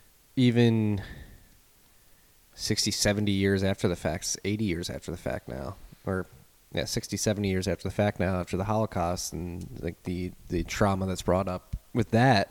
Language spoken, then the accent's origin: English; United States; as an American